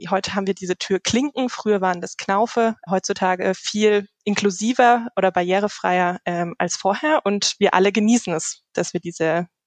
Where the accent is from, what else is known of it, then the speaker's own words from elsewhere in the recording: Karlsruhe, Baden-Württemberg, Germany; Äh, also ich komme ursprünglich